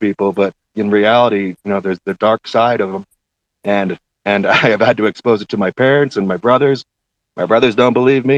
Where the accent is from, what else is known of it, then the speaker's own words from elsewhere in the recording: Tucson, Arizona, United States; I actually born and raised in Tucson, Arizona. 40 years old